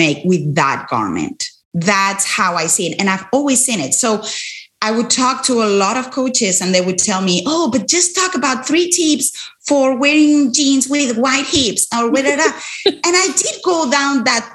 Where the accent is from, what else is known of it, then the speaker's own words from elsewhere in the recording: Spain; moved away; I'm originally from Spain